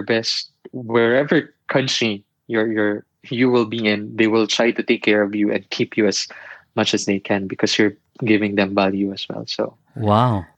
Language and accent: English; Philippines; moved away as an adult; also born or lived in Manila; now in Dalian, China; I'm a Filipino